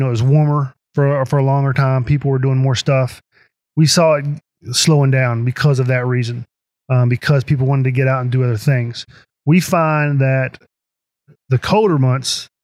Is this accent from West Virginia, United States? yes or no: yes; Princeton, West Virginia, United States; I'm from Princeton. I've lived here all my life. I've been here for 43 years. And I told everybody that if I ever opened a tap room, it would be in my hometown.